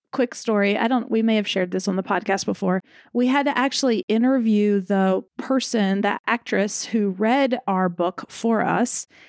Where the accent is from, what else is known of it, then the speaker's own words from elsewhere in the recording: the South, United States; I'm from the South where lawyer definitely comes out